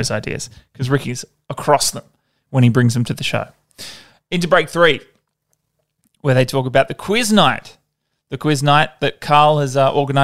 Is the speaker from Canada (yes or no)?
no; Perth, Western Australia, Australia; now in Brisbane, Australia; my hometown of Perth